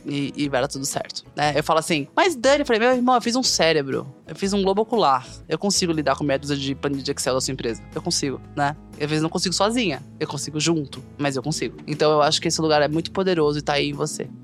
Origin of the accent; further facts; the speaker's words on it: Northeast Region, Brazil; muito brasileira, nordestina